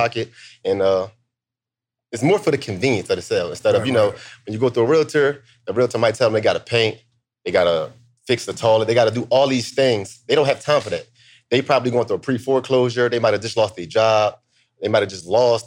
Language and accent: English; Philadelphia, Pennsylvania, United States; moved away as an adult; also born or lived in DMV (Washington D.C. area); now in Washington D.C. area, United States; I'm from Philly, born and raised, and now I live in the DMV